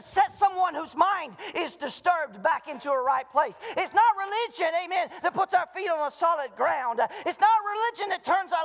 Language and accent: English; the South, United States; moved away; I'm from the South, and we did revival twice a year